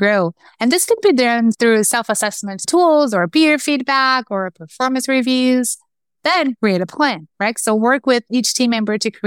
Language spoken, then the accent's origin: English; Brazil; moved away as an adult; also born or lived in Chicago, United States; now in United States; I'm from Brazil. I moved from Brazil to the US, to Chicago first, a year and a half ago.